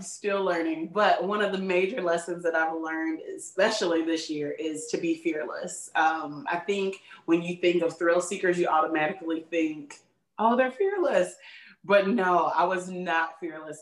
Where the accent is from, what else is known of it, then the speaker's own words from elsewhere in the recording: Chicago, Illinois, United States; I was born and raised in Chicagoland area, which is the greatest city in the world.